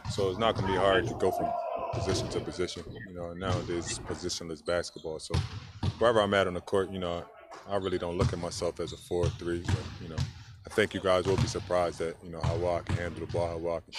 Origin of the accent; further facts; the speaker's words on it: Philadelphia, Pennsylvania, United States; I'm from North Philly, man.